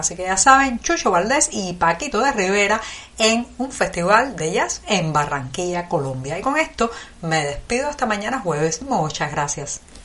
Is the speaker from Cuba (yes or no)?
yes; Cuba; cubana, periodista, ciudadana